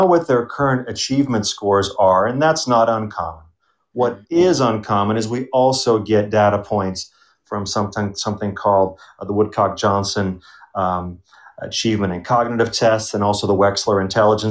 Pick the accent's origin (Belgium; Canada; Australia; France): Belgium; also born or lived in Germany; now in Denver, United States; I grew up in Belgium, and so I know a bit about that educational system, and also Germany